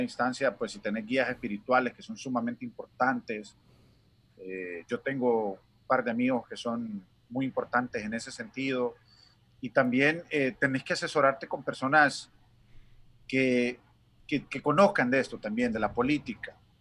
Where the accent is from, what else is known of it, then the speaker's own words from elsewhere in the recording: Honduras; moved away as an adult; now in United States; Nosotros como latinos y como hondureños somos bien dados a las familias